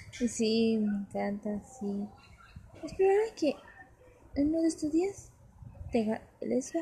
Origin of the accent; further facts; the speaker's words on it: Mexico; somos mexicanos